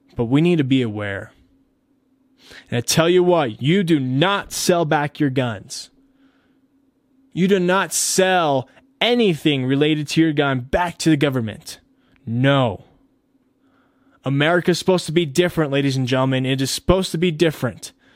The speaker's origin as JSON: {"language": "English", "country": "United States", "said": "as American citizens"}